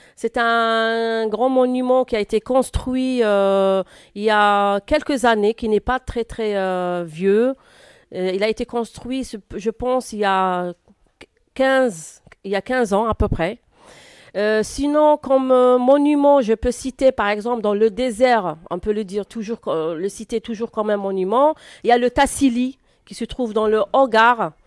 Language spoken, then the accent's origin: French; Oran, Oran Province, Algeria; first language Arabic; French is a second language; now in France; je suis né à Oran et Oran, c'est une ville qui se situe euh, à l'ouest d'Algérie